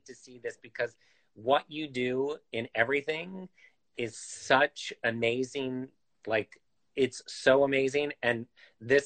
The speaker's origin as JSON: {"language": "English", "region": "Midwest", "country": "United States", "tie": "born or raised there", "moved": "yes", "said": "I grew up in the Midwest"}